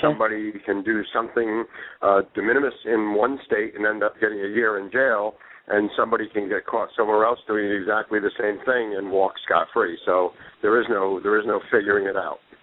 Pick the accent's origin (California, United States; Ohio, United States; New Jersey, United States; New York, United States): New Jersey, United States; Northwest; I'm just a simple country boy from Northwest New Jersey